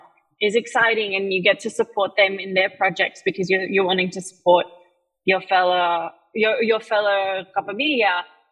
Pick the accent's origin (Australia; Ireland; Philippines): Philippines; I have, obviously, being Filipino, you have a ton of cousins and relatives.